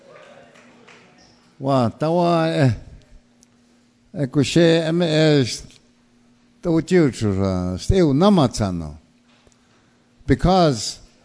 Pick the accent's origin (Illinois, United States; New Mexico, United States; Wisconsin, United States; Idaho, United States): New Mexico, United States; Acoma Pueblo; also born or lived in Tucson, Arizona; now in Tempe, United States; I'm from Aco or Acoma Pueblo in New Mexico, but I live in Tempe, up in Phoenix